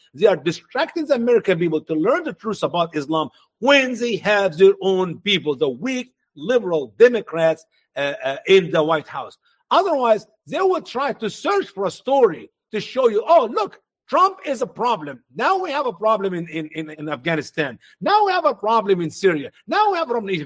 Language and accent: English; Egypt; now in United States; in my home country, Egypt